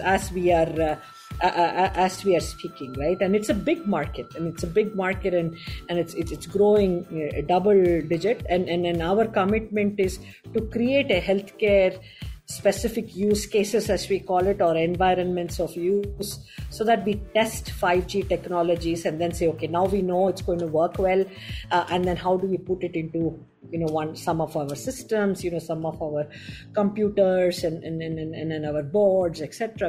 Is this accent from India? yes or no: yes; Chennai, Tamil Nadu, India; I grew up in Chennai